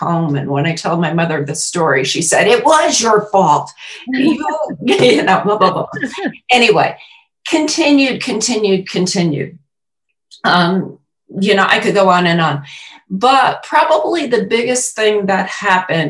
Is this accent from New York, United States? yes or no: yes; New York City, New York, United States; now in Kentucky, United States; I was born in Queens, New York